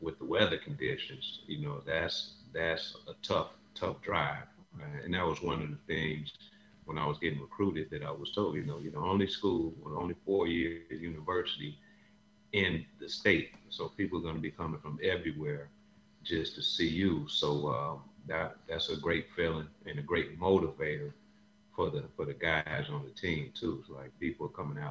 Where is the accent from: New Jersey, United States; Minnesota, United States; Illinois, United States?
Illinois, United States; Chicago; moved away; also born or lived in Laramie, Wyoming; I'm originally from Chicago